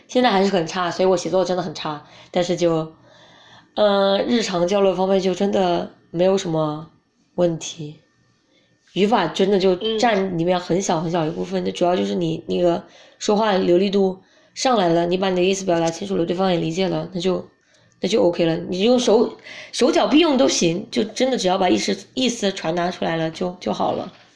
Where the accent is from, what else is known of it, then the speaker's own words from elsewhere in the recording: China; 不想当中国人